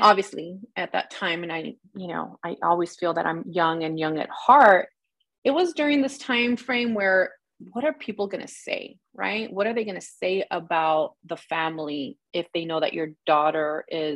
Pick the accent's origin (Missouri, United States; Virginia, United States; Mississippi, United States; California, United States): California, United States; Los Angeles; also born or lived in Pacoima / Sylmar; I was born and raised in the San Fernando Valley.